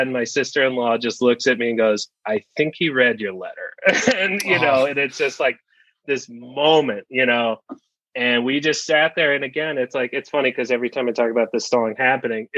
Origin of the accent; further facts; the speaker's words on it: United States; also born or lived in New Jersey; I was born out in New Jersey, but we grew up around here